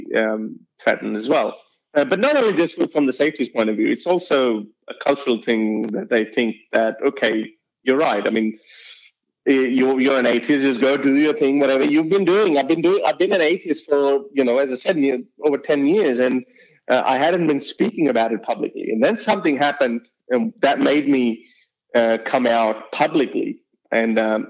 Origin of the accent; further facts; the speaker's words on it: Lahore, Punjab, Pakistan; accent: Urdu accent; now in Australia; Now people can hear my accent with the Urdu accent, and they can tell that I do belong from Punjab and Lahore, Pakistan.